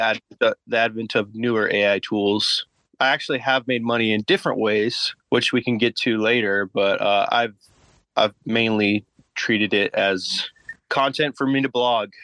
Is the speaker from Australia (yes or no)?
no; Boise, Idaho, United States; I'm from Boise, Idaho.